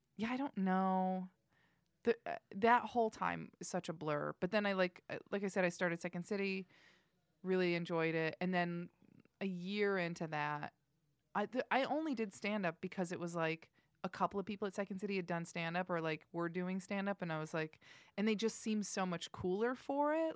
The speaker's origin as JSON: {"language": "English", "region": "Indiana", "country": "United States", "moved": "as an adult", "said": "I'm from Indiana. I moved here to pursue acting."}